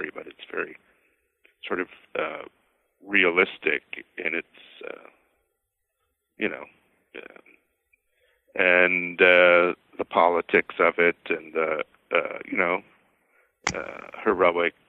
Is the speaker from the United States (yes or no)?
yes; outside Boston, Massachusetts, United States; I grew up outside Boston